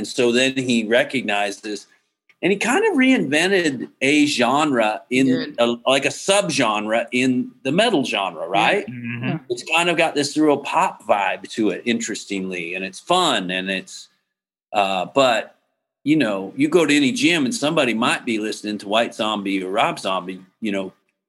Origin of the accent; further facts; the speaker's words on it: Massachusetts, United States; I mean, growing up in Massachusetts, you wouldn't know.